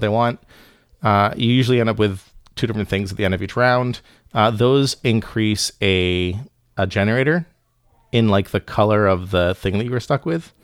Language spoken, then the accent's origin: English; Bahamas; moved away; I grew up in the Caribbean